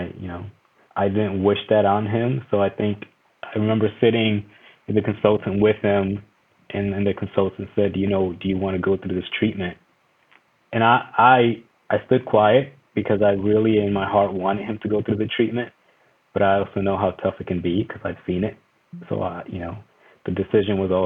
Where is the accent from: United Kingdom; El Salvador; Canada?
El Salvador; moved away; I was born in El Salvador